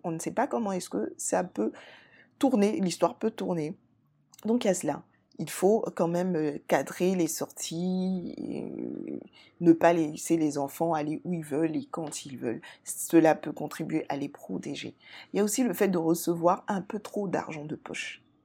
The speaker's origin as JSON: {"language": "French", "country": "Côte d’Ivoire", "said": "en Côte d'Ivoire, mon pays d'origine"}